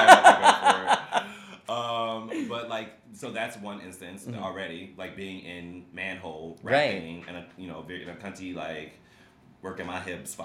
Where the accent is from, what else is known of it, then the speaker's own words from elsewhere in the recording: Chicago, Illinois, United States; I grew up in Chicago